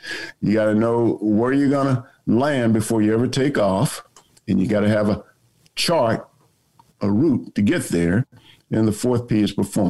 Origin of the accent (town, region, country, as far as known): South Carolina, United States; born or raised there